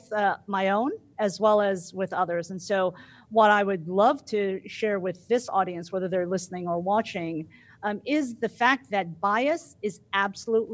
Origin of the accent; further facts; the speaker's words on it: New Jersey, United States; also born or lived in Midwest; now in Dallas, United States; I live in Dallas right now, but I'm actually from Jersey, right? No, where are you really from? Oh, well, I am totally a Jersey girl, but if you mean where I was born in the Midwest